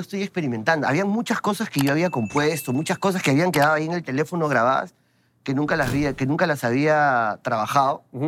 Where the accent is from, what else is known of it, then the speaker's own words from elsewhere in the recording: Lima, Peru; mi barrio es el centro de Lima. Ese es mi barrio. Y siempre voy a estar orgulloso de decirlo. Yo soy del centro de Lima.